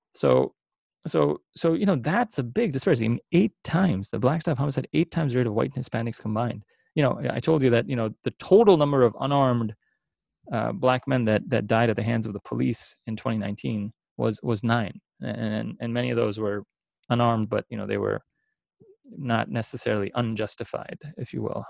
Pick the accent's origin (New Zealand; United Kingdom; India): India; now in Philadelphia, United States; I come from India